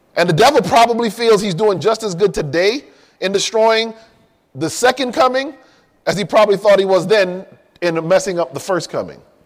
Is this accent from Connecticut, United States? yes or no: yes; Hartford, Connecticut, United States; also born or lived in Miami, Florida; now in California, United States; I grew up in Connecticut, in Hartford